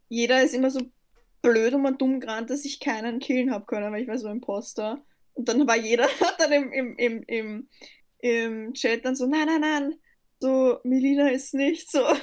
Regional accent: Austria; Durch und durch Österreicher, das stimmt eigentlich nicht, aber ich bin Österreicher.

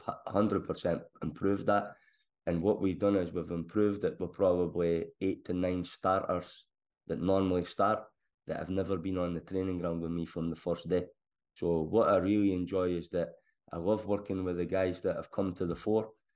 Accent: Scotland, United Kingdom; now in England; as a Scotsman down here

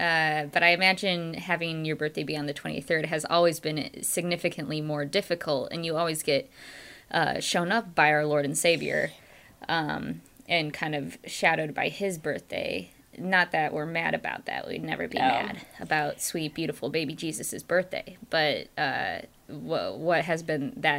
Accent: Michigan, United States; growing up in Michigan and about 45 minutes away from the beach, I always lamented that I could never have beach birthdays

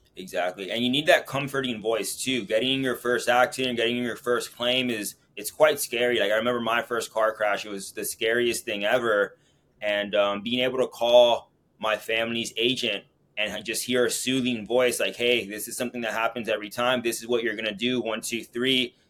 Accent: Miami, Florida, United States; my hometown, Miami

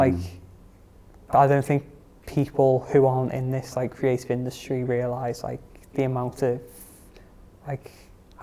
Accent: Liverpool, North West England, United Kingdom; born or raised there

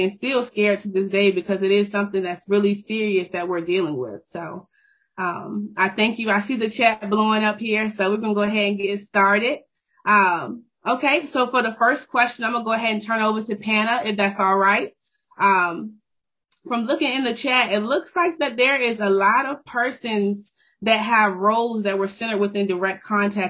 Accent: Richmond, Virginia, United States; moved away as an adult; now in Anchorage, United States; I'm from Richmond, Virginia, born and raised

